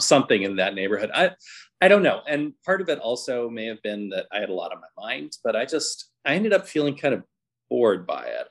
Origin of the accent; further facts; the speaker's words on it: Nebraska, United States; moved away as an adult; also born or lived in Fall River, Massachusetts / Tulsa, Oklahoma; now in Wisconsin, United States; did most of my growing up in Nebraska